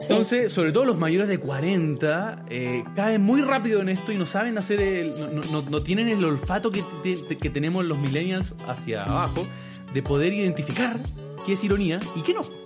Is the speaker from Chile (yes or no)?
yes; Chile; Somos trolls los chilenos